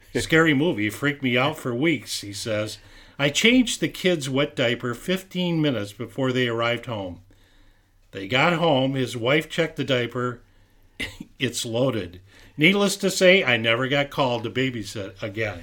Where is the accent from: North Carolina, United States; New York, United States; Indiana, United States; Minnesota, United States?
Minnesota, United States; St. Louis Park; when I grew up in Saint Louis Park on Texas Avenue